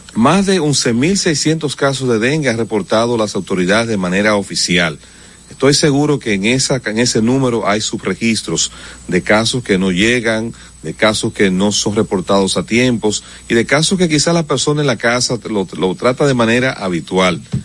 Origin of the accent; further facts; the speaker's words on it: Dominican Republic; somos los dominicanos